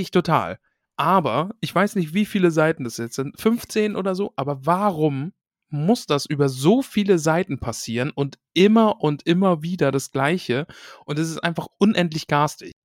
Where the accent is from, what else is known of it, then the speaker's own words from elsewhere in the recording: East Germany, Germany; ich bin aus dem Osten